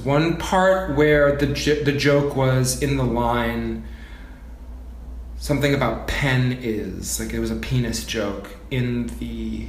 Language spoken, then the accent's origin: English; Chicago, Illinois, United States; moved away as an adult; also born or lived in Bozeman, Montana; I was born in Chicago, Illinois.